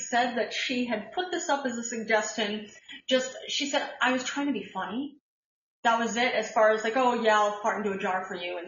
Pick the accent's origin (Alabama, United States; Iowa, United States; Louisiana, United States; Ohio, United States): Ohio, United States; Bowling Green; I grew up in Bowling Green, Ohio.